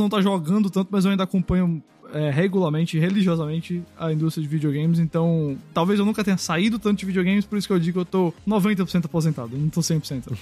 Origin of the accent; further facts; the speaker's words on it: Recife, Pernambuco, Brazil; eu tô em Recife, que é a minha cidade natal.